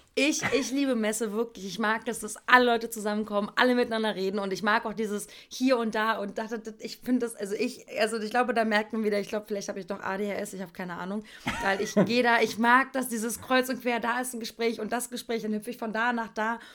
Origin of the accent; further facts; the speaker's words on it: East Germany, Germany; Ich komme aus dem Osten